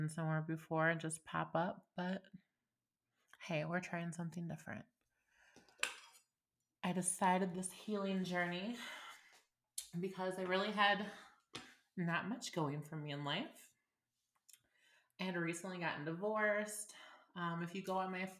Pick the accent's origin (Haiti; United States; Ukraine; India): United States; Illinois; moved away as an adult; I actually moved away from my hometown of Illinois, and I've been gone about a month.